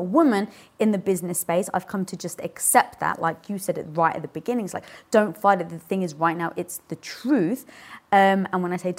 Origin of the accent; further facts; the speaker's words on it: United Kingdom; I just had to show my dominance, especially being British and 5'1".